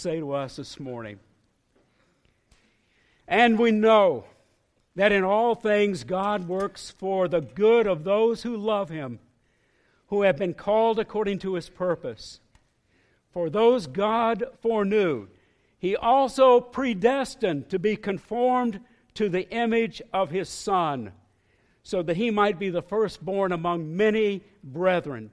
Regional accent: northeast Florida, United States; moved away as an adult; also born or lived in northwest Arkansas; I grew up with boats on the Atlantic Ocean in northeast Florida

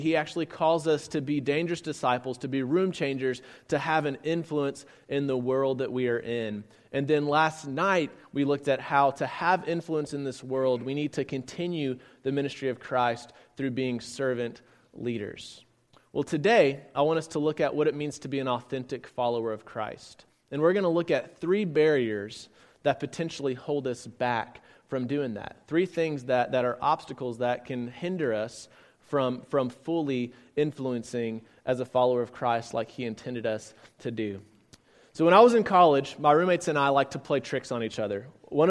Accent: San Antonio, Texas, United States; also born or lived in Blytheville, Arkansas; I'm from San Antonio, Texas. A little bit about me. I was an Air Force kid growing up, so we moved around quite a bit. I was actually born just a little bit north of here on 55 in a town called Blytheville, Arkansas.

